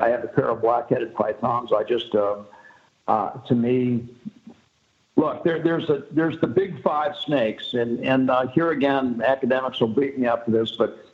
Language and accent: English; Florida, United States; I grew up in Florida and snorkeled and stuff.